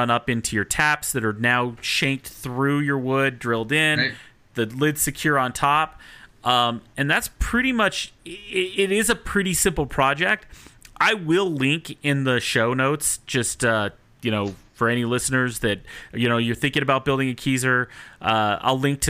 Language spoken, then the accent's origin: English; Salt Lake City, Utah, United States; moved away as an adult; now in Denver, United States; I'm from Salt Lake City before I moved to Denver, and back when I lived in Salt Lake City